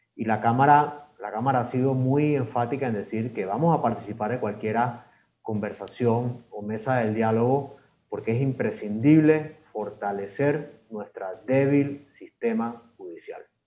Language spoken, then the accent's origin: Spanish; Panama; como panameños